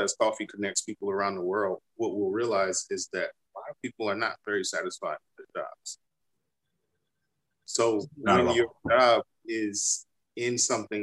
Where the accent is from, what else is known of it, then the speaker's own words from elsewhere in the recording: United States; I grew up here in the United States, but my father is from Haiti